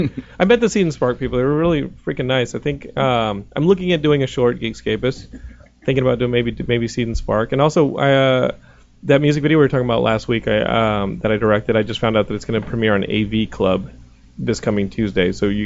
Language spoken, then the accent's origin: English; Texas, United States; Well, I'm from Texas, plenty of people.